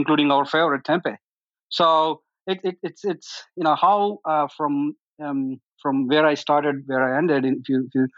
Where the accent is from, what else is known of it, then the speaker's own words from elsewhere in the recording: India; now in United States; I am originally from India